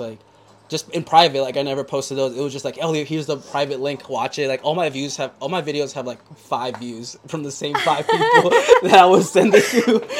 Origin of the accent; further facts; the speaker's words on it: Yonkers, New York, United States; moved away as an adult; also born or lived in Baltimore; I was born in Yonkers, New York. Okay. And that's where I'm living currently.